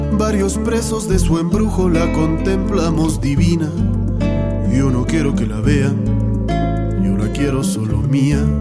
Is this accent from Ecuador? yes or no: yes; Quito, Pichincha, Ecuador; yo soy quiteño